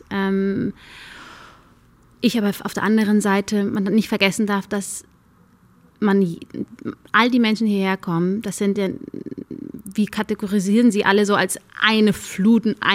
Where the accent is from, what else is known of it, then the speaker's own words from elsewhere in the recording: Germany; Ich sehe mich zu 100 Prozent als Deutsche. Nur weil ich nur dunkle Haut habe, macht mich das aber nicht zu weniger deutsch. Ich bin hier aufgewachsen, ich bin hier zur Schule gegangen, meine Freunde sind alle aus Deutschland